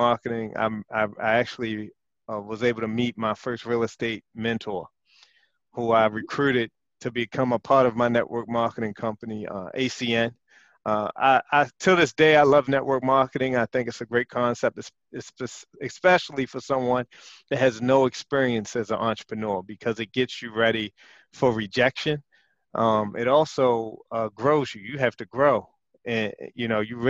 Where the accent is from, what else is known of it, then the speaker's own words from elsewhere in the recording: Baltimore, Maryland, United States; back to the 80s when I was growing up in West Baltimore